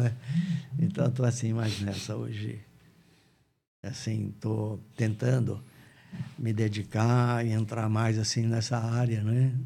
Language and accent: Portuguese; Barretos, São Paulo, Brazil; moved away as an adult; nascido em Barretos, né? Vivi em Barretos até mais ou menos 20 anos de idade, por aí.